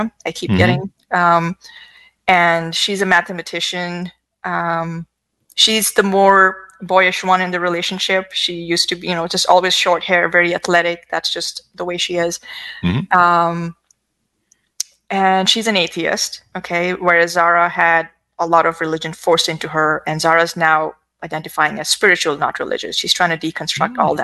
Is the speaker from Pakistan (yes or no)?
yes; Pakistan; moved away as an adult; now in United States; I grew up in Pakistan. I've lived half my life there